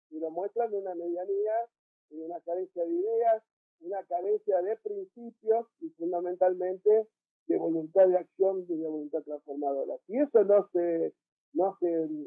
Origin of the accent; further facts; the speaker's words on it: Argentina; nosotros somos argentinos, ganamos el peso